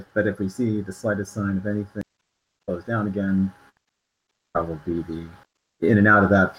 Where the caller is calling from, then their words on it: Santa Clara County, California, United States; I'm calling from Santa Clara County.